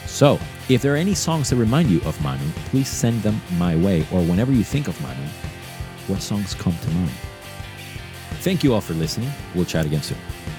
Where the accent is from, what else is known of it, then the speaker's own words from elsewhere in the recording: Boston, Massachusetts, United States; English is a second language; also born or lived in Venezuela; I grew up um, from Venezuela, but I grew up in Boston